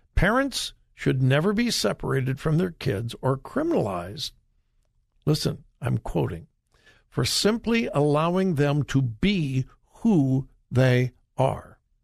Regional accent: Los Angeles, California, United States; now in Florida, United States; I was raised in Southern California in the LA area

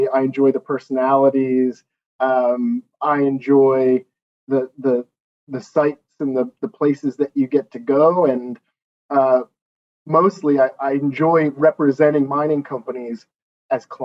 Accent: Philadelphia, Pennsylvania, United States; moved away as an adult; also born or lived in Washington, D.C.; now in London, United Kingdom; I grew up in Philadelphia, Pennsylvania

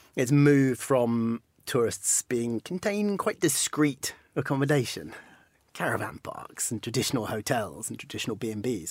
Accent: Penzance, South West England, United Kingdom; I'm from Cornwall. I'm from as far west as you can go, pretty much. I was born in Penzance

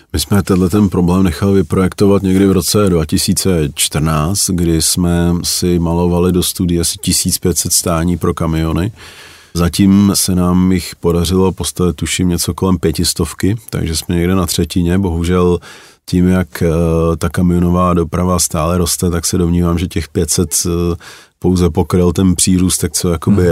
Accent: Czechia; u nás

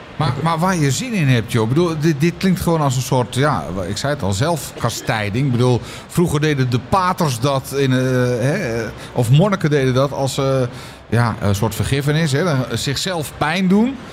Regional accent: Netherlands; Ik ben gewoon echt een Hollander

